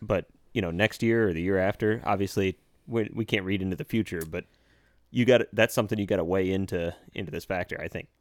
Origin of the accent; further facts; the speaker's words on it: United States; we're American